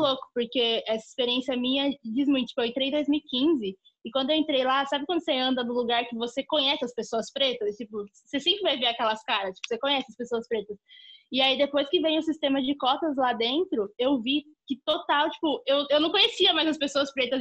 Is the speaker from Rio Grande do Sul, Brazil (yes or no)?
no; Guarulhos, São Paulo, Brazil; eu cresci no bairro dos Pimentas, em Guarulhos, e onde meus pais ainda moram lá até hoje